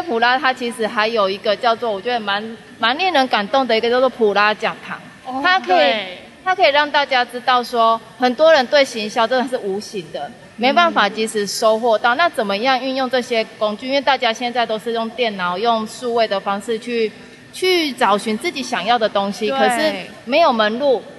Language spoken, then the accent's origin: Chinese; Taichung, Taiwan; 因为我们都是台中人，